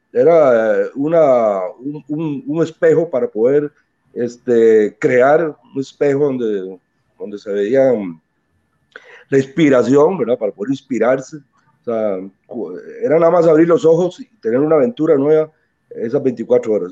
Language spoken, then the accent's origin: Spanish; Limón, Costa Rica; nos enorgullecemos, ¿verdad?, de haber nacido ahí y de ser limoneses eh, de, nacimiento. Este, todo lo que, todos mis conocimientos escolares y en la primaria, el colegio, todo, los viví en Limón